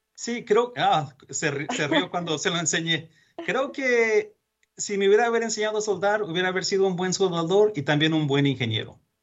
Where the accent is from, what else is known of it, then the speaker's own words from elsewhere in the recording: Mexico; moved away; Yo soy mexicano, nacido en México